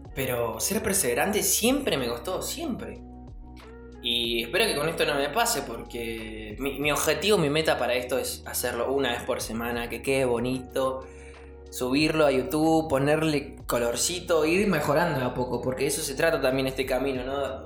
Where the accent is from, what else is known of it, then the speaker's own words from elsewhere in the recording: Buenos Aires, Argentina; moved away as an adult; now in Entre Ríos, Argentina; yo soy de Buenos Aires, me mudé Entre Ríos